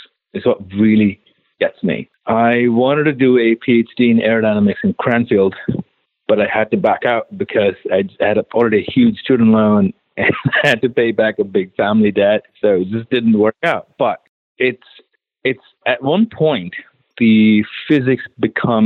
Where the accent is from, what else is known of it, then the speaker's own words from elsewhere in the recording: Chennai, Tamil Nadu, India; now in United States; born and raised in India.